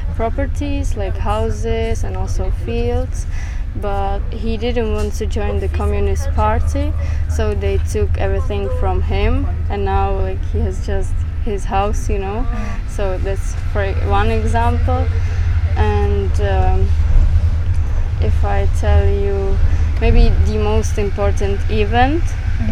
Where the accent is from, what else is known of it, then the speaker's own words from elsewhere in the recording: Czechia; I'm from Czech Republic